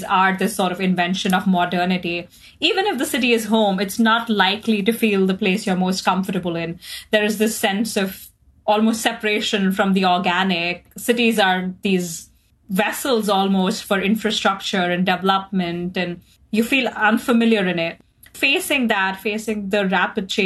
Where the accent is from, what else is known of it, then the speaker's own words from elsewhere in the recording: Mumbai, Maharashtra, India; moved away as an adult; also born or lived in Oxford, United Kingdom; now in London, United Kingdom; I grew up in Mumbai, a beautiful, brilliant coastal metropolis in India. And then I moved to the UK and spent the last 2 years at the University of Oxford and have recently just moved to London.